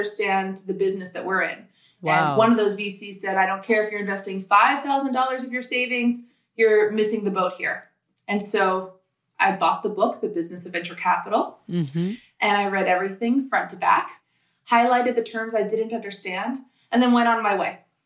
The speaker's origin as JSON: {"language": "English", "country": "United States", "tie": "born or raised there", "also_born_or_lived": "New York City, New York / Minneapolis, Minnesota", "said": "I grew up in New York City and Minneapolis, Minnesota"}